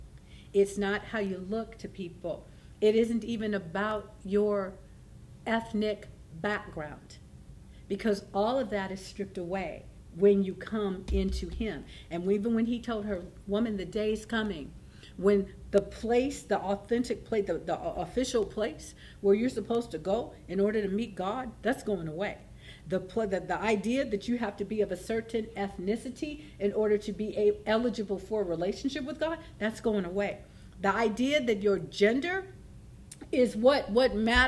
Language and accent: English; California, United States; I was raised here in Northern California, but I lived down there, so I said, see, I am from the South.